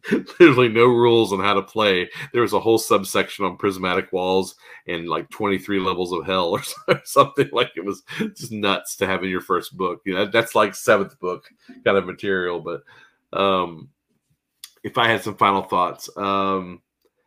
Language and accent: English; Arkansas, United States; moved away; also born or lived in Philadelphia / California; I was born in Philadelphia, but raised in Arkansas. But I did live in California for several years